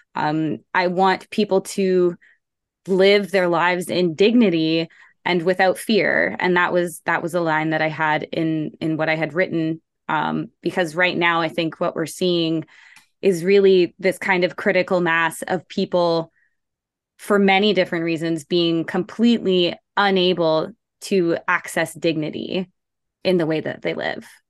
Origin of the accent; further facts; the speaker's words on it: Toronto, Ontario, Canada; I grew up in Scarborough um, like in the heart of Scarborough, Markham